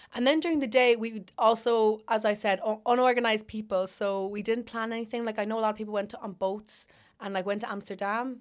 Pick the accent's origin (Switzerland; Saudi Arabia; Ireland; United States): Ireland; We were the only Irish people there